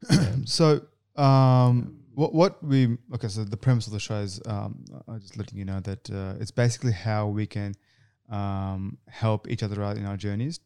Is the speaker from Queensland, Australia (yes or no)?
no; Canberra, Australian Capital Territory, Australia; moved away as an adult; now in Sydney, Australia; I'm actually from Canberra.